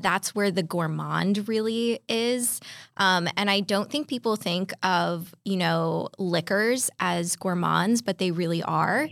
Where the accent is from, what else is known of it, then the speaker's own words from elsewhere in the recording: California, United States; I grew up in California